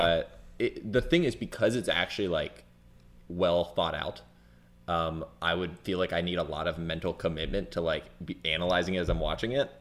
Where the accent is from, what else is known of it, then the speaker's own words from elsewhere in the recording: near Clearwater, Florida, United States; I never have lived in Clearwater, but I was born there